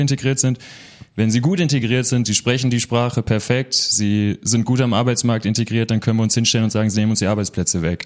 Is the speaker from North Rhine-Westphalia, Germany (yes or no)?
yes; Münster, North Rhine-Westphalia, Germany; hier in Münster, im schönen Nienberge. Ich bin ein Dorfjunge